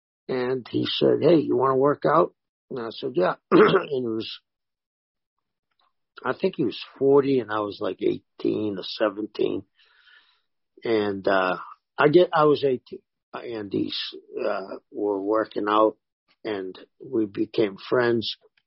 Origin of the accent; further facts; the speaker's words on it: Cambridge, Massachusetts, United States; also born or lived in South Boston; Yeah, my family was originally from South Boston. As a child, we moved across the river to Cambridge.